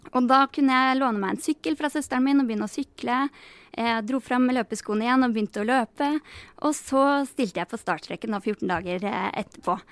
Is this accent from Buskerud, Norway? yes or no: yes; Geilo, Buskerud, Norway; also born or lived in Denmark; fikk meg jobb som fysioterapeut på Geilo i hjemtraktene mine